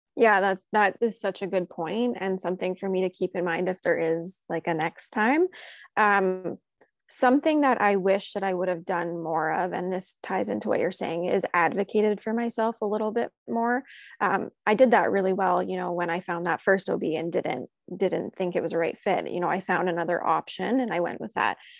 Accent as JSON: {"language": "English", "country": "Canada", "tie": "born or raised there", "said": "We grew up across the street from one another, and recently she actually moved to, um, United States, so we're from Canada originally"}